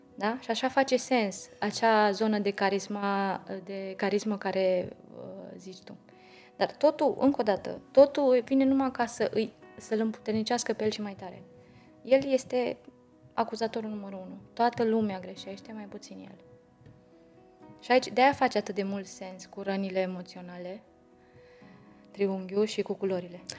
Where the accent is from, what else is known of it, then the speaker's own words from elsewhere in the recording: Romania; în ADN-ul nostru ca români